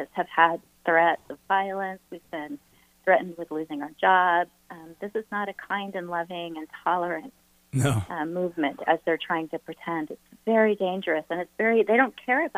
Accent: Utah, United States; my home state of Utah

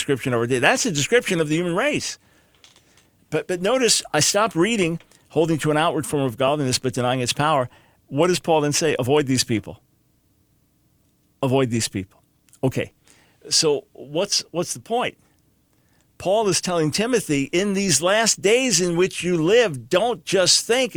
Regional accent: New York, United States; growing up in New York

